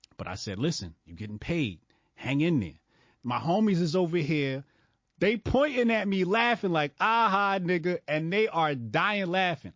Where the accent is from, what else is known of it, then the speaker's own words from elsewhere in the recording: Newark suburbs, New Jersey, United States; I moved from Newark to the Burbs in third grade